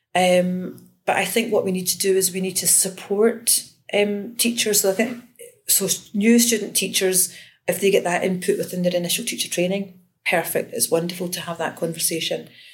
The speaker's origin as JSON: {"language": "English", "town": "Glasgow", "region": "Scotland", "country": "United Kingdom", "tie": "born or raised there", "said": "I grew up in Glasgow, and um, I attended a school in the south side of Glasgow"}